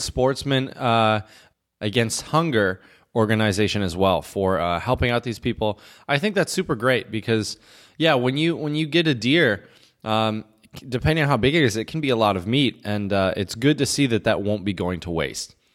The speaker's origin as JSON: {"language": "English", "region": "Michigan", "country": "United States", "tie": "born or raised there"}